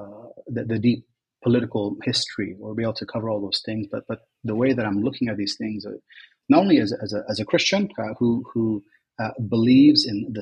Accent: United States; moved away as an adult; also born or lived in Kuwait; now in Lebanon; since the age of 7, I was raised in the U.S.

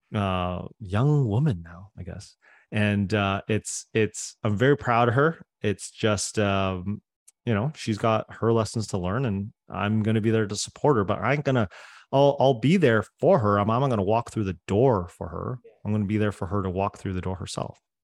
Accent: Coquitlam, British Columbia, Canada; first language Cantonese; English is a second language; i grew up in coquitlam canada man a suburb of vancouver

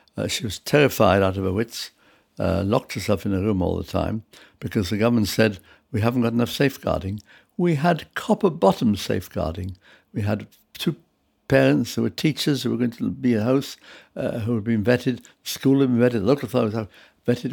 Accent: United Kingdom; also born or lived in Prague, Czech Republic; I was brought up from the age of six in this country

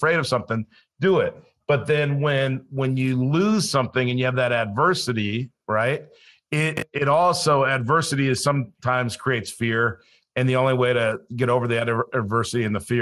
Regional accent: Los Angeles, California, United States; also born or lived in Colorado / South Dakota; now in Florida, United States; I grew up in Los Angeles, so I didn't grow up a hunter or outdoorsman

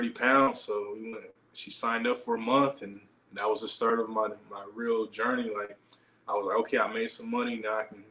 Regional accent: Inglewood, California, United States; also born or lived in Tulare, California; I'm originally from LA. I was born in Inglewood, but I live near Bakersfield, Fresno area.

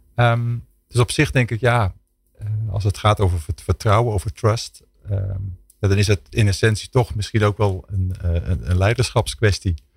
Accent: Netherlands

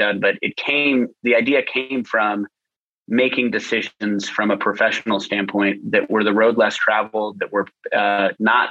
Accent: Boise, Idaho, United States; moved away; I am from Boise, Idaho, in the United States

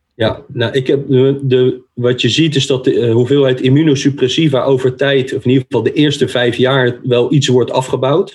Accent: The Hague, South Holland, Netherlands; Ik ben een Hagenees

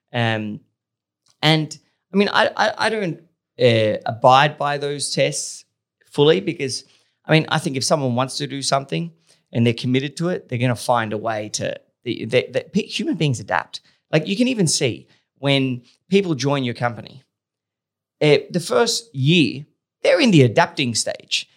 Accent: Australia; being Australian

